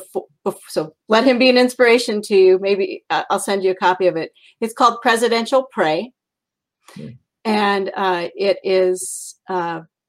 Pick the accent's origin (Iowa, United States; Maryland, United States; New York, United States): Iowa, United States; also born or lived in Minnesota; we were raised in Iowa